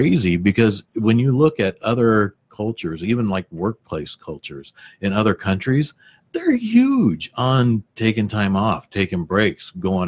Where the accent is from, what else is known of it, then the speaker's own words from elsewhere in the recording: Missouri, United States; I grew up in Missouri